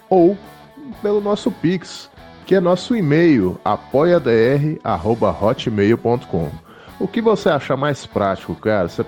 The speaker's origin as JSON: {"language": "Portuguese", "region": "Minas Gerais", "country": "Brazil", "said": "é isso aí, cara. Mineiro e praia é um caso de amor eterno."}